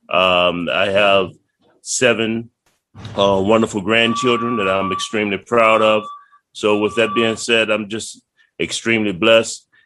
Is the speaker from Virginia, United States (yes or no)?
yes; Virginia, United States; born there; I was born in Prince George County, Virginia, um, back in 1960.